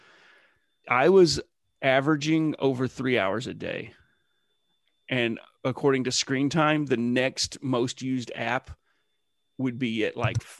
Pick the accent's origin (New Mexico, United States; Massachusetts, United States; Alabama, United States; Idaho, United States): Alabama, United States; I grew up in Alabama